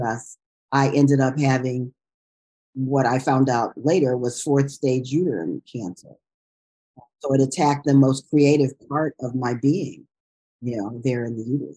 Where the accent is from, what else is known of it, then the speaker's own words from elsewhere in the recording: Chicago, Illinois, United States; moved away as an adult; also born or lived in New York; now in Inglewood, United States; I grew up in Chicago, was coming from Chicago